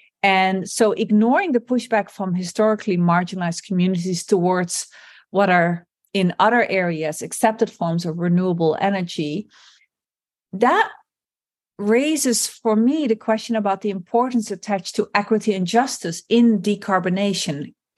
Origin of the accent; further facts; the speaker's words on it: Netherlands; English is a second language; And it's led in the Netherlands, my home country, to a significant political upheaval